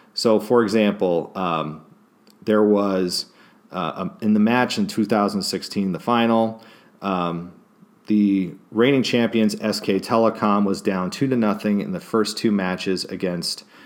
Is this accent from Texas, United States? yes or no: no; Kansas City, Missouri, United States; moved away; I actually lived in Kansas City as a child, Kansas City, Missouri side